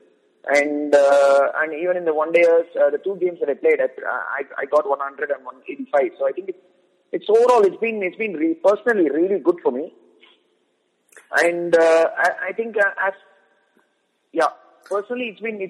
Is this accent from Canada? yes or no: no; Tamil Nadu, India; also born or lived in Vidarbha; my home state